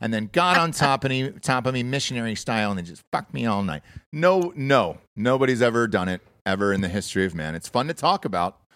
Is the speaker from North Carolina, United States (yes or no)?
no; Georgia, United States; I grew up in Georgia